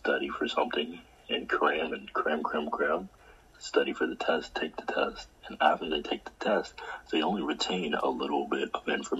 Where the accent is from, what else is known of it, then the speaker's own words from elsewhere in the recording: Maryland, United States; I'm from Maryland